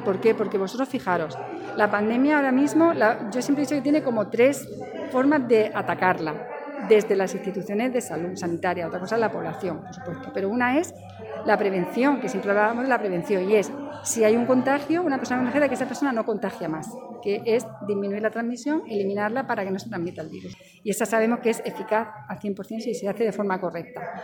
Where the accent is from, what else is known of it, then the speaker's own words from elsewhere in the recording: Yecla, Region of Murcia, Spain; now in Murcia, Spain; en mi pueblo donde he nacido donde me he criado